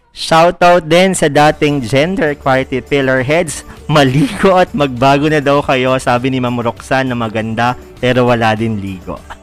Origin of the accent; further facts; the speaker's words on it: Central Luzon, Philippines; I'm from Bulacan